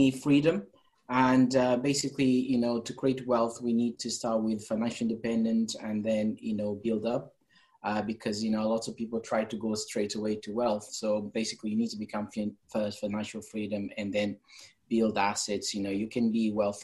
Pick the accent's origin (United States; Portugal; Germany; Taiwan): Portugal; English is a second language; moved away as an adult; now in England; I'm from Portugal. Came to England 4 years ago, 5 years now. and came here to learn English